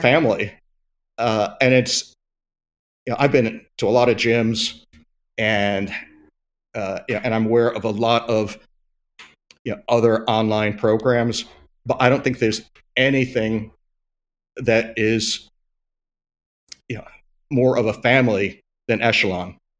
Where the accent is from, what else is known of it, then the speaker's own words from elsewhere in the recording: United States; we're American